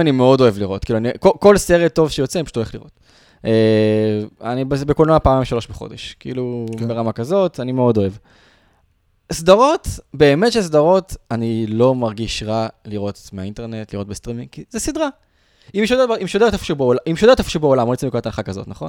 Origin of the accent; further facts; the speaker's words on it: Israel; בתור ישראלים